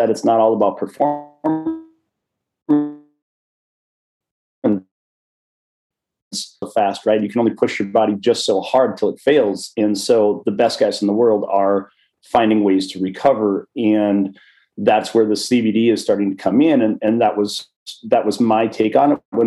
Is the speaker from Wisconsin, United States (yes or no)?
yes; Wisconsin, United States; I grew up a small town in Wisconsin.